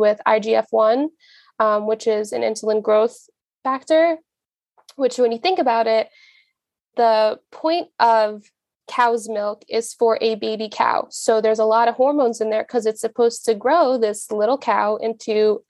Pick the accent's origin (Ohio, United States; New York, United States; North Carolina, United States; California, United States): New York, United States; Long Island; I'm from Long Island